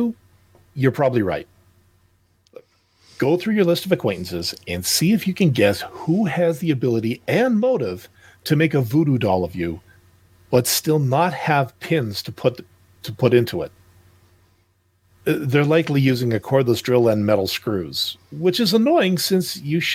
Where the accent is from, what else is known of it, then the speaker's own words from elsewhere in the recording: Canada; being a Canadian